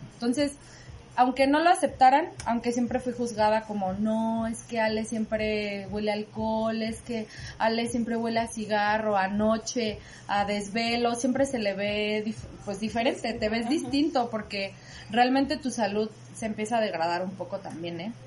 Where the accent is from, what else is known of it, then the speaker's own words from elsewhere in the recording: Morelia, Michoacán, Mexico; moved away as an adult; also born or lived in Mexico City; fui actriz y bailarina aquí en Morelia y me fui a estudiar a Ciudad de México y ahora regreso a Morelia para estar con mi familia